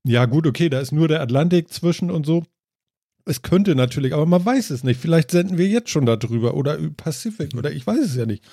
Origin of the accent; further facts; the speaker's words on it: Germany; bei uns in Deutschland